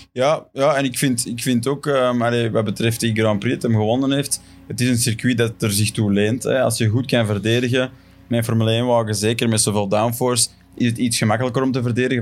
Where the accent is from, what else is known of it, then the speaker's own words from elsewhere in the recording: Belgium; voor ons als Belgen